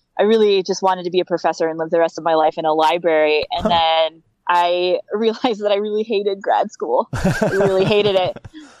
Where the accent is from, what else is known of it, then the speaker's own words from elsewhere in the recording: Virginia, United States; also born or lived in California / Montana; now in Madison, United States; No, I'm originally from Virginia, but I haven't lived there in a long time. So I spent 7 years in California.